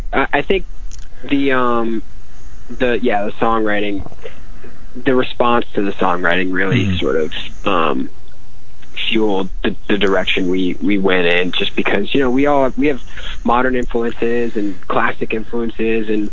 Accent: Albany, New York, United States; moved away as an adult; now in Los Angeles, United States; I'm from uh, upstate New York. Actually, I'm from Albany

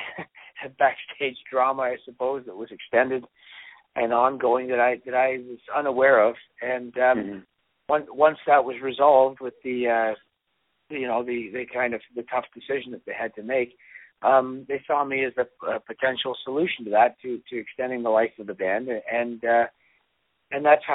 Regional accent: Toronto, Ontario, Canada; also born or lived in Scotland; We lived in Scotland for a short time. Just as a little kid, and then came to. I think my dad's initial idea was he'd go to Canada for a little bit, and then make his way into the U.S. But he really fell in love with Toronto, and that became our home, and it's still where I live

